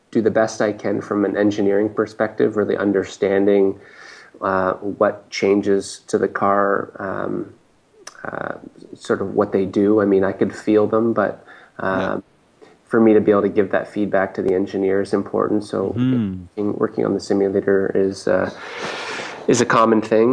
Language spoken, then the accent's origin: English; Canada; as a Canadian